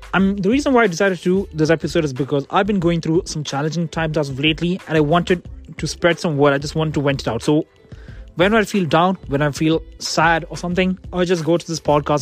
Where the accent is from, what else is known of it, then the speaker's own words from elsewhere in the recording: India; now in Kent, United Kingdom; I'm an Indian